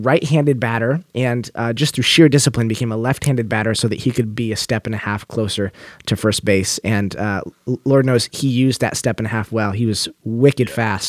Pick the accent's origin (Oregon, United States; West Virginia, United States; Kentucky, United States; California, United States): Oregon, United States; I grew up in Oregon, West Coast kid, and a baseball player.